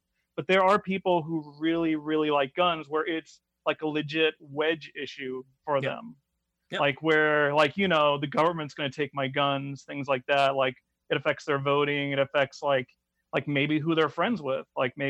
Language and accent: English; United States; I'm an American